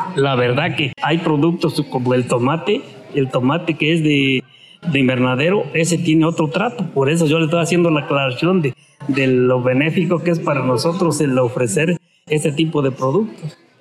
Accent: Zimatlán de Álvarez, Oaxaca, Mexico; also born or lived in Santa María Vigallo; casi se puede decir que nosotros somos de Cimatlán

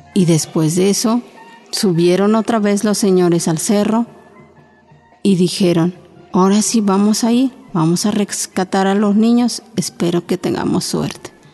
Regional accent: Oaxaca, Mexico; first language Chinantec; Spanish is a second language; now in Mexico City, Mexico; yo hablo la lengua chinanteca, soy de Oaxaca y pues tengo 26 años aquí viviendo

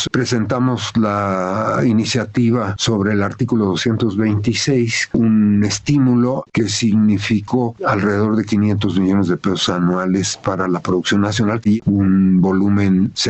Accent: Mexico; Somos mexicanos, tenemos que ser capaces de ver qué hay afuera y qué somos adentro.

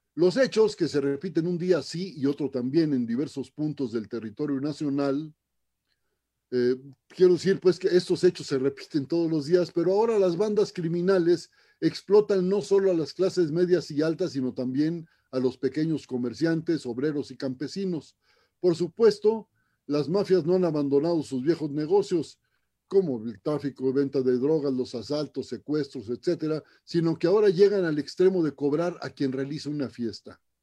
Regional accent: Ciudad Obregón, Sonora, Mexico; mi tierra, Ciudad Obregón

